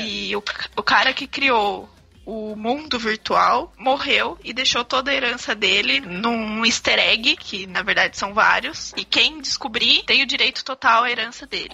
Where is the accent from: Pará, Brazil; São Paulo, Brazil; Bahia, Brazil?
São Paulo, Brazil; Jundiaí